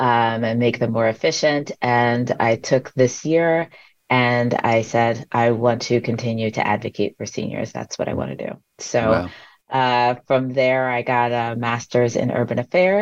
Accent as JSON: {"language": "English", "area": "Long Island", "region": "New York", "country": "United States", "tie": "born or raised there", "said": "I was born and raised on Long Island."}